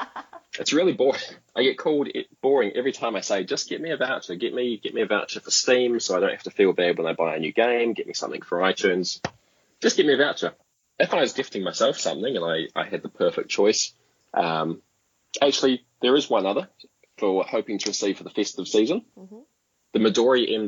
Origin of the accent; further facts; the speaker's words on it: Blenheim, Marlborough, New Zealand; I'm from Blenheim. It's a small town at the top of the South Island